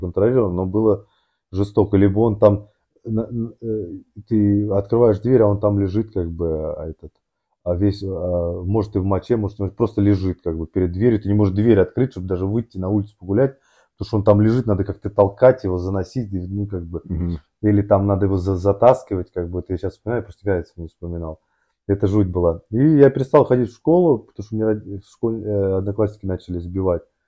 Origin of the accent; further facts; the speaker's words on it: Moscow, Russia; я рос в Москве, в Орехово-Борисово